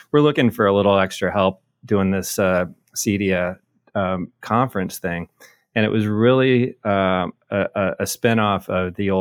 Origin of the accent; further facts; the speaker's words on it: Midwest, United States; I'm a Midwesterner